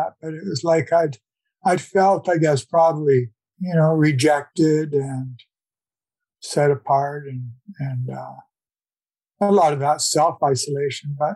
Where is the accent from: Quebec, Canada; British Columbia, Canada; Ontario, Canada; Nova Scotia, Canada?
British Columbia, Canada; North Vancouver; also born or lived in Victoria; I was born in 1947 in Vancouver, well, in North Vancouver. So I've been in and around the city all of my life